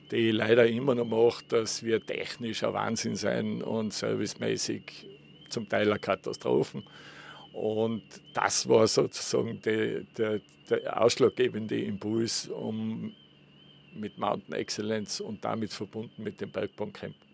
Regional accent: Innsbruck, Tyrol, Austria; Nein, ich bin Urtiroler äh, bin in Innsbruck aufgewachsen und bin seit Kindesbeinen eigentlich im, im Tourismus

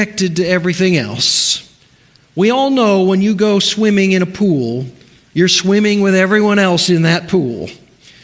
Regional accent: Cocoa Beach, Florida, United States; I was raised near Cocoa Beach, Florida, with a swimming pool at the house

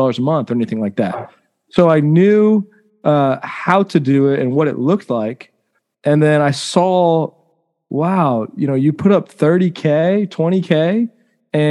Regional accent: Round Rock, Texas, United States; also born or lived in Cleveland, Ohio; I was born in Cleveland, Ohio. I moved to Round Rock when I was 2 or 3 years old

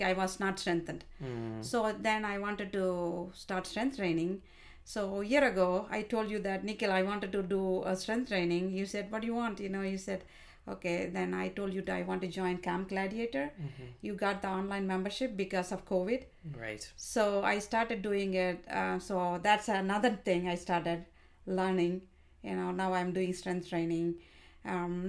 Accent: India; moved away as an adult; also born or lived in Ireland; now in United States; I studied in India, and I married when I was 20 years old

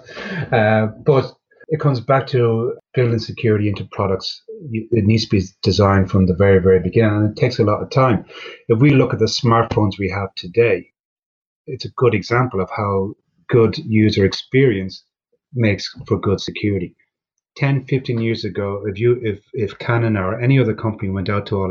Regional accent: Ireland; being Irish

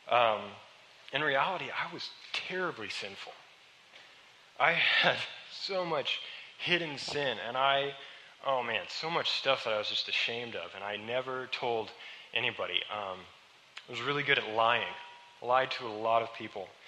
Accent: Webb City, Missouri, United States; I grew up here in Webb City.

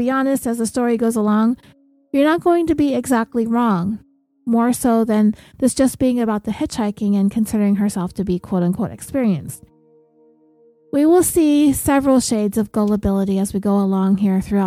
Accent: California, United States; we're from California, so everybody has to have a car.

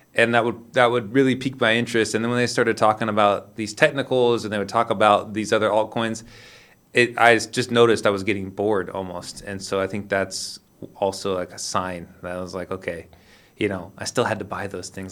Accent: Sacramento, California, United States; moved away; also born or lived in Lisbon, Portugal; I'm from Sacramento, California.

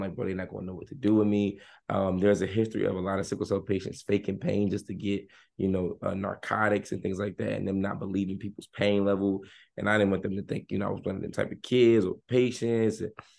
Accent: Maryland, United States; born there; I was born in Hopkins. Like, I'm a Hopkins baby.

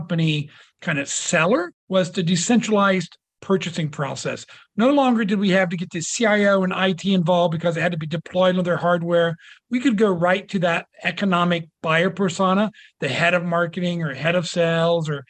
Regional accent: Ohio, United States; we're both from Ohio

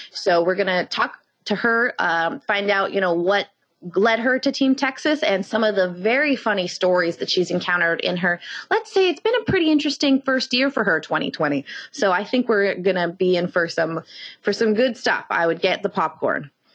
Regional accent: Canada; we're Canadian

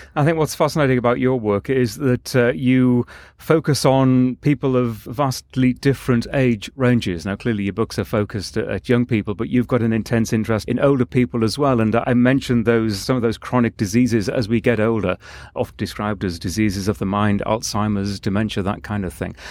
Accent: England, United Kingdom; I'm from England

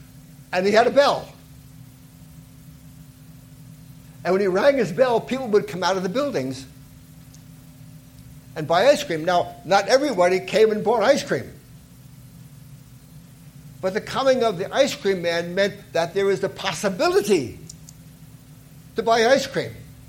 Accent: New York City, New York, United States; When I was growing up in Brooklyn

